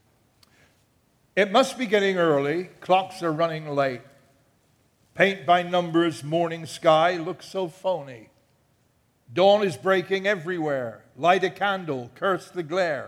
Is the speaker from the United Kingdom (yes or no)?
yes; England, United Kingdom; now in United States; I'm an Englishman